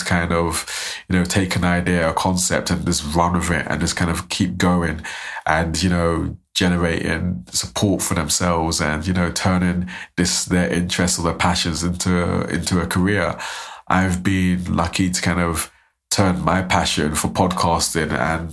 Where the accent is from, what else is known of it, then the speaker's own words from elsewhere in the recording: London, United Kingdom; now in Aberdeen, United Kingdom; I'm from South London